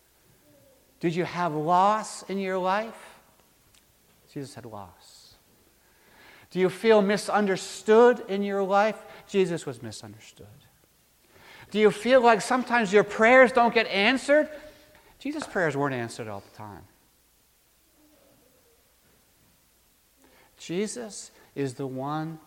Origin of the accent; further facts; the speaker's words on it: Maine, United States; Back when I was growing up in Maine